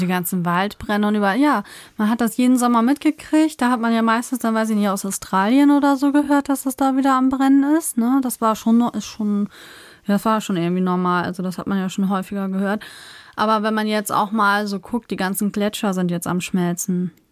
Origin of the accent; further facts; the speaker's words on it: Northern Germany, Germany; bin ja schon immer in Norddeutschland aufgewachsen, also ich bin hier aufgewachsen und habe hier immer gelebt